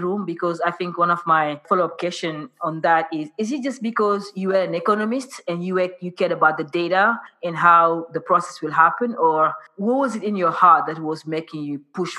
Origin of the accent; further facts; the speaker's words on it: Senegal; for me growing up in Senegal, not having access to education